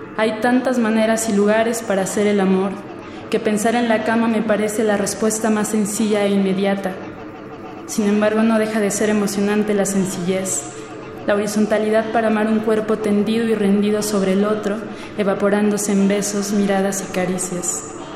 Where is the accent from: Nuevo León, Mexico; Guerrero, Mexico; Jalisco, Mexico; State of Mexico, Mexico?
State of Mexico, Mexico; Naucalpan de Juárez; now in Mexico City, Mexico; nací en el Estado de México, en Aucalpan de Juárez, pero actualmente radico en la Ciudad de México